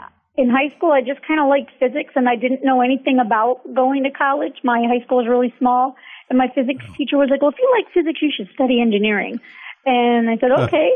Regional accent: Sleepy Hollow, New York, United States; moved away as an adult; also born or lived in Pittsburgh, Pennsylvania; now in San Antonio, United States; Yes, that is actually the name of where I grew up. It's really only about 10 miles outside of the Bronx in New York City

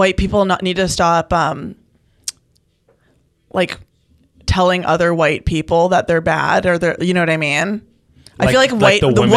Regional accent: Maple / Woodbridge area, Ontario, Canada; we grew up in the Italian area

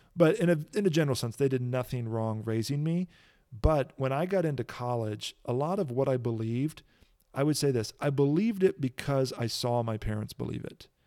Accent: Kankakee, Illinois, United States; I grew up in Kankakee, Illinois

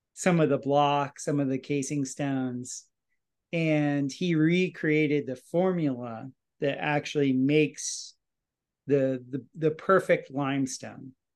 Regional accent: Fort Lauderdale, Florida, United States; I'm a South Florida boy. I uh, was born and raised in Fort Lauderdale, Florida

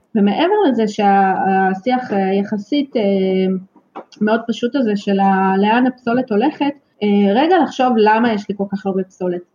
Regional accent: Haifa, Haifa District, Israel; תמיד בעצם גדלתי בחיפה וגדלתי ליד הים

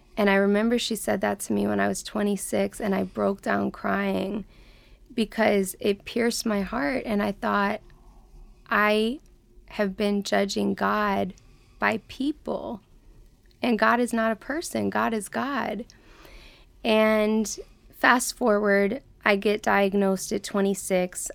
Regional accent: Atlanta, Georgia, United States; moved away; I grew up in Atlanta, Georgia, in the deep South

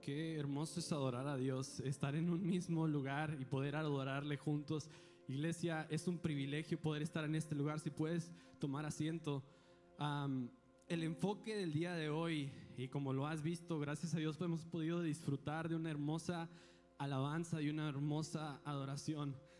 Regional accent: Allende, Coahuila, Mexico; soy de Allende, Coahuila

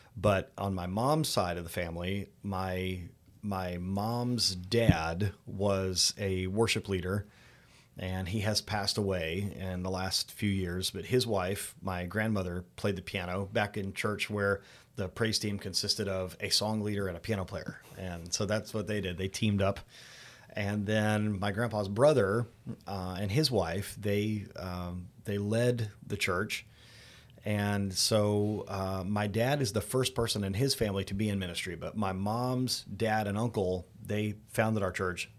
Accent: Daytona Beach, Florida, United States; also born or lived in Indiana; I was born here in Daytona Beach, Florida, but, uh, while my parents went to seminary, we lived in Indiana for a little bit. moved back in the late eighties

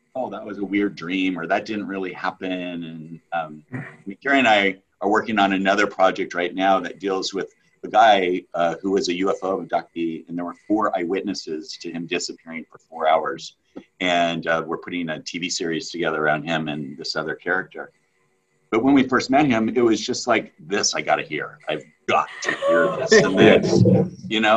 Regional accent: United States; he was our neighbor where we grew up in Lake Tahoe

